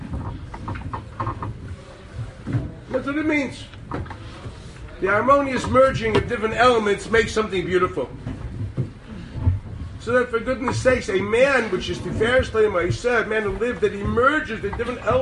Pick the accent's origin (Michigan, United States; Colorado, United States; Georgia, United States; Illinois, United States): Illinois, United States; Chicago; moved away as an adult; now in Jerusalem, Israel; in Chicago, my hometown